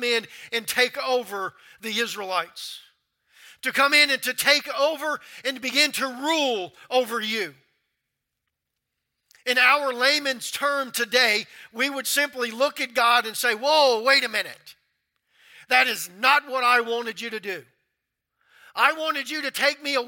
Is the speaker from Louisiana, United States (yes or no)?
yes; Louisiana, United States; moved away as an adult; also born or lived in Baker, Louisiana / North Carolina; I'm from Louisiana